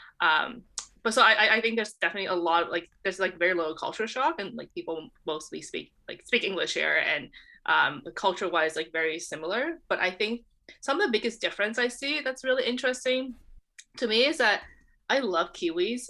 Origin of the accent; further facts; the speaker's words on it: Canada; moved away as an adult; now in New Zealand; as Canadian